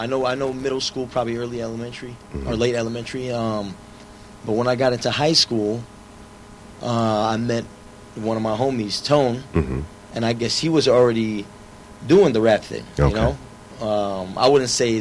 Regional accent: Detroit, Michigan, United States; also born or lived in Southfield, Michigan; I learned a lot growing up there.

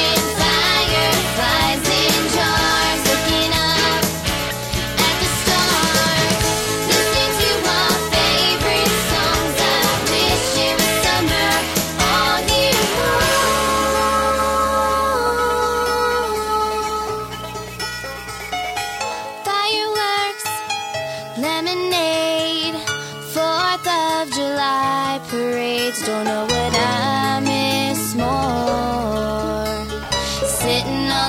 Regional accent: New York City, New York, United States; a side of Brooklyn, my hometown.

